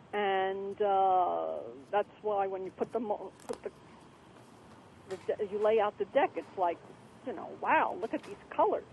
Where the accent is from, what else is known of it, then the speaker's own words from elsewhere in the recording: New York City, New York, United States; I was brought up in Coney Island